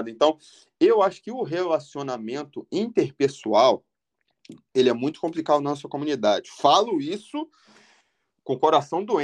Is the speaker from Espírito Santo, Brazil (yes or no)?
no; Rio de Janeiro, Brazil; moved away as an adult; eu cresci na Taquara, cara.